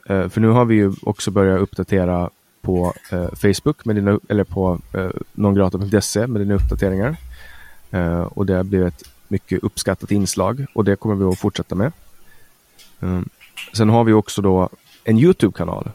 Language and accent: Swedish; Finland; now in Sweden; vi är finnar som pratar svenska